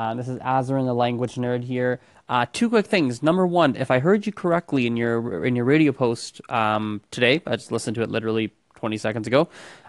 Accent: Calgary, Alberta, Canada; I am from Calgary

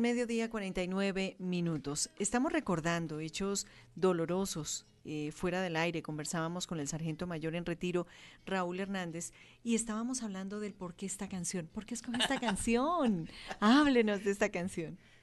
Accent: Colombia; lo que somos los colombianos

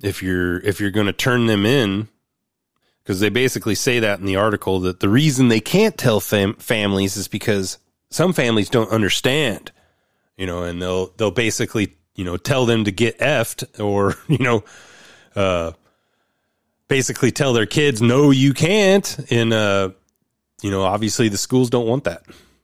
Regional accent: Oregon, United States; My home state, Oregon.

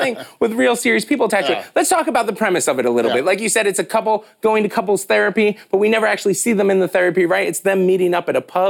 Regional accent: United States; especially as a U.S. citizen, as American

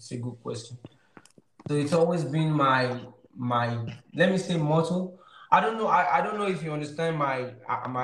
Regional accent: Nigeria; I'm from Africa, from Nigeria

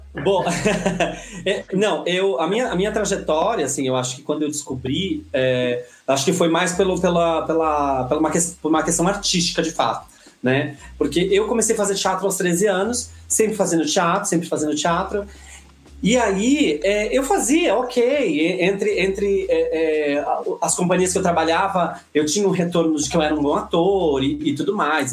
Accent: Bauru, São Paulo, Brazil; eu sou do interior de São Paulo, aqui, a, é, é, que é Bauru

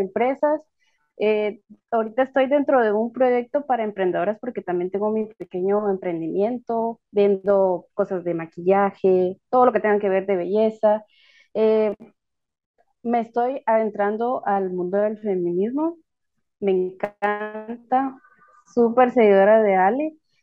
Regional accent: south coast of Guatemala, Guatemala; Soy costeña, soy de aquí del lado sur de Guatemala

